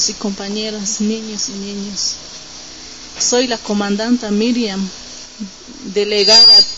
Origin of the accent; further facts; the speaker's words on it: Zona Tzotz Choj, Caracol 4, Morelia, Chiapas, Mexico; nosotros venimos de la zona Tzocho, Caracol 4